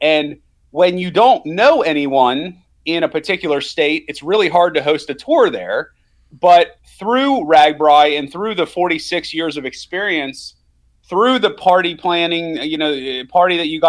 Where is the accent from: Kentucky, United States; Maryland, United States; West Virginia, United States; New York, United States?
Maryland, United States; I grew up in Maryland, and I had never really seen that.